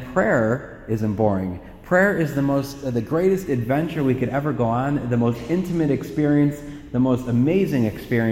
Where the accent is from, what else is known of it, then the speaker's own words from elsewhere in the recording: Parma, Ohio, United States; We were raised in Parma, so there are six of us kids